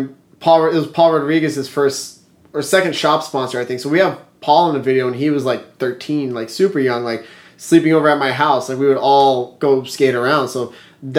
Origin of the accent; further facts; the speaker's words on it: Los Angeles, California, United States; we grew up in the San Fernando Valley skateboarding